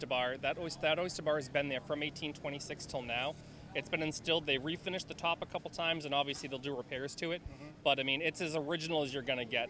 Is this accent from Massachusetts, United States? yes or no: yes; Boston, Massachusetts, United States; I'm from Boston, Massachusetts